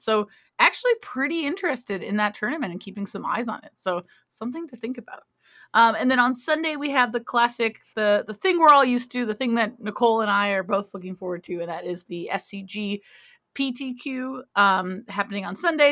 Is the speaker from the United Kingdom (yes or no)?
no; Canada; I am Canadian.